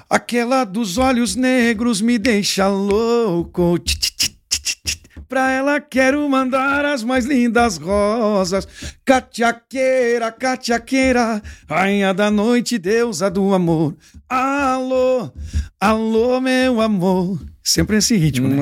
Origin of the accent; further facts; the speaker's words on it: Santa Isabel do Oeste, Paraná, Brazil; now in Três de Maio, Brazil; sou paranaense, Guri. Eu sou do sudoeste do Paraná, numa cidade chamada Santa Isabel do Oeste.